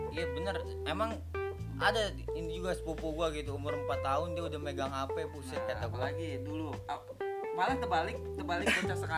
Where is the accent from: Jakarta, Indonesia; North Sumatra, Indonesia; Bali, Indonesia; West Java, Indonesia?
West Java, Indonesia; Bogor; jadi buat yang belum tahu ini dada ini kampungnya di kampung Cikuda Desa Bojong Nangka, Kecamatan Gunung Putri, Kabupaten Bogor.